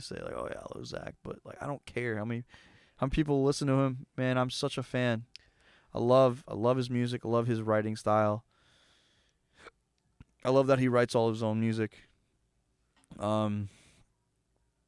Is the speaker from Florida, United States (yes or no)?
yes; Weeki Wachee, Florida, United States; I'm from Wiki Watchy, Florida, and it's on the Central West Coast